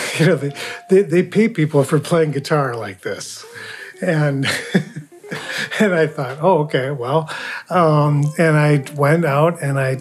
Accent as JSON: {"language": "English", "region": "Rhode Island", "country": "United States", "tie": "born or raised there", "also_born_or_lived": "New York / St. Paul, Minnesota", "moved": "yes", "lives_now": "Grand Portage, United States", "said": "I was born in New York and raised in Rhode Island. Moved to St. Paul in 1970. Moved up to Grand Portage here in 2000"}